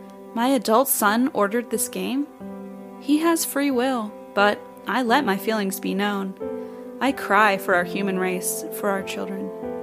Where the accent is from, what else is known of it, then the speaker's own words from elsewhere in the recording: Wichita, Kansas, United States; I know comedy. I am from Wichita, so don't even fucking quit.